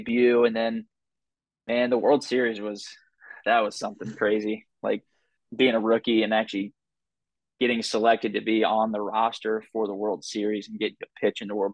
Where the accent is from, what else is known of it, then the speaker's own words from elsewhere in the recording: Southern Illinois, United States; also born or lived in St. Louis, Missouri; I grew up in Southern Illinois, like 15 minutes from the city. So I'd always just considered St. Louis as home